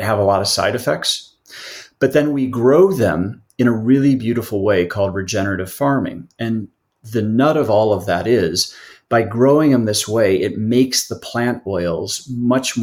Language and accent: English; Midwest, United States; I grew up in the Midwest